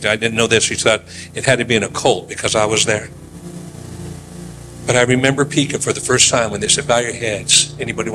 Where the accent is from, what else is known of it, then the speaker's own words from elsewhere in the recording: Oakland, California, United States; moved away; We were growing up in Oakland